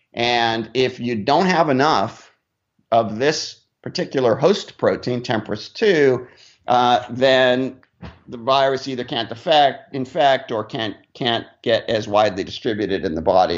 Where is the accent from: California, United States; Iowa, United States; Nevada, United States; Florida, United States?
California, United States; Laguna Beach; also born or lived in United Kingdom / North Carolina; now in New York, United States; I'm actually from Southern California originally, so yeah, I grew up on, on the beach in Laguna